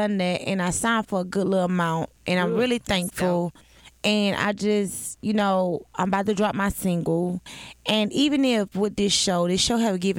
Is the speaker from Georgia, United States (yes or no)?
yes; Atlanta, Georgia, United States; I'm from the South Side, Cleveland Avenue bound.